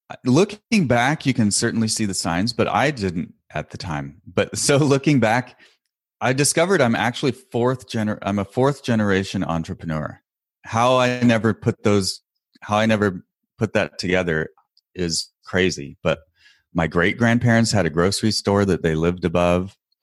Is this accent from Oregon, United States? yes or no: yes; Portland, Oregon, United States; and I'm from the Northwest, grew up around Portland, Oregon, and that's where I live now. And I thought, I'll move back home.